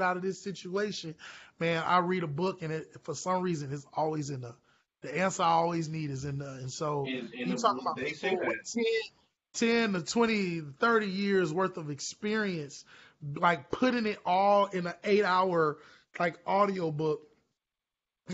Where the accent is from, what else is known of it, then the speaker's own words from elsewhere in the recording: Orlando, Florida, United States; I'm from Orlando originally